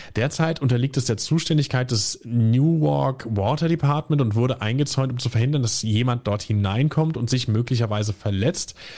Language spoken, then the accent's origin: German; near Limburg, Hesse, Germany; moved away; ich bin ja nicht direkt aus Limburg, sondern aus einem Kaff irgendwie 1000 Einwohner noch mal eine Viertelstunde entfernt